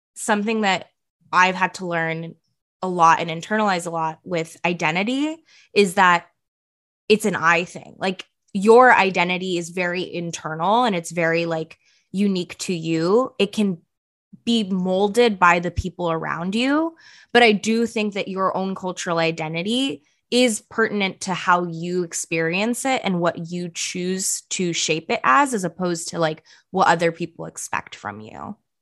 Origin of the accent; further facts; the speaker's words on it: Bay Area, California, United States; first language Punjabi; English is a second language; also born or lived in India / Philadelphia; I grew up in the Bay, as we all did